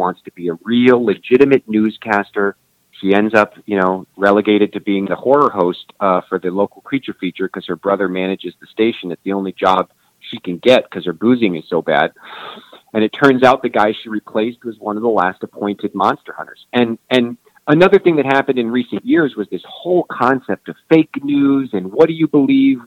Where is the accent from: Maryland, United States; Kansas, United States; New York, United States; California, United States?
Kansas, United States; Kansas City; I grew up on the Kansas side